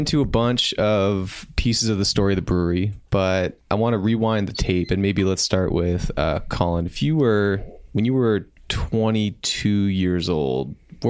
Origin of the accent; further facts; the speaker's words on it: Windsor, Ontario, Canada; I grew up in Windsor, so relatively small town.